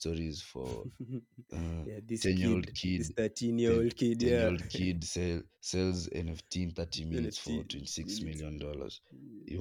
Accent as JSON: {"language": "English", "country": "Kenya", "said": "as a Kenyan"}